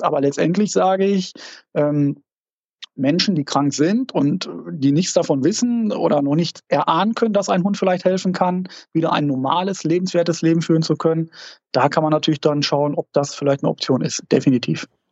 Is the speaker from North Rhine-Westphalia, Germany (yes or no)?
yes; Dortmund, North Rhine-Westphalia, Germany; wir kommen zwar aus Dortmund